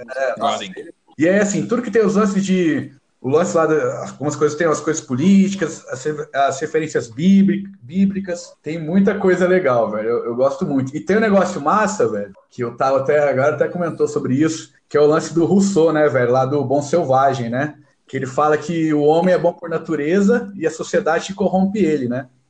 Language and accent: Portuguese; Franca, São Paulo, Brazil; a gente é de Franca